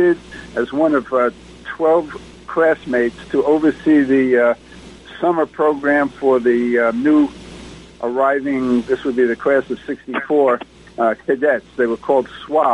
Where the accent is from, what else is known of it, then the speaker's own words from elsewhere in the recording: Long Island, New York, United States; also born or lived in Nassau County; I was born in New York City, New York, and raised on Long Island. First in the New York City part of Long Island, and in high school in Nassau County, just outside of the city limits